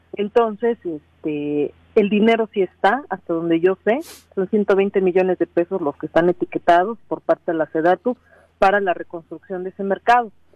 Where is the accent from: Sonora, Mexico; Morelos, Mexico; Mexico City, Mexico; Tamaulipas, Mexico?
Morelos, Mexico; Cuautla; soy de Cuautla